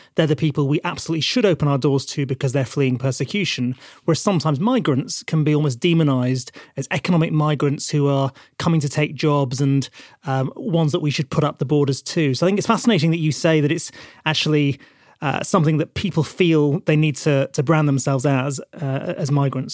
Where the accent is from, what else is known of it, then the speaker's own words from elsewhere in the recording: Burnley, North West England, United Kingdom; from the north of England, from a town called Burnley